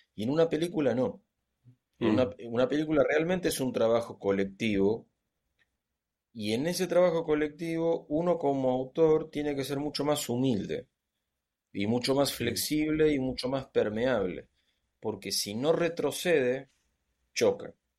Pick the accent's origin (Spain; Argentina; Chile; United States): Argentina; aquí en Argentina tenemos una tradición de cuentistas